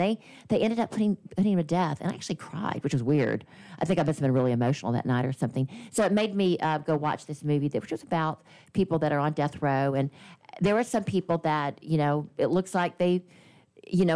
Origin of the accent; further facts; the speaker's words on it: Baton Rouge, Louisiana, United States; I was born in Baton Rouge